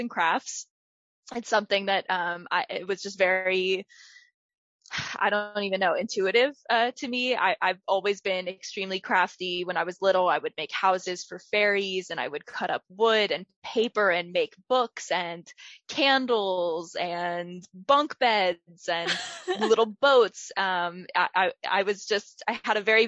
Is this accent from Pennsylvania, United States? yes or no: yes; Villanova, Pennsylvania, United States; I grew up in Villanova, Pennsylvania. I went to Radnor Township School District my whole life, K through 12